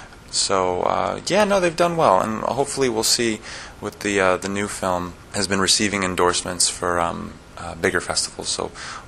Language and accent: English; New York, United States; also born or lived in Florida; I'm originally from New York and South Florida, so I can't say I'm a country boy, but I did grow up around horses all the time.